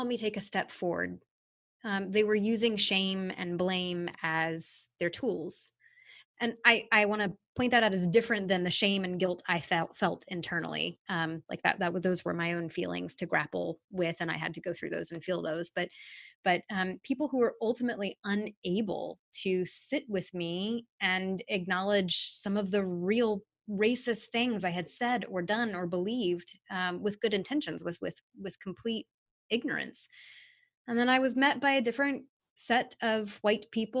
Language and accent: English; Charlottesville, Virginia, United States; I grew up in Charlottesville, Virginia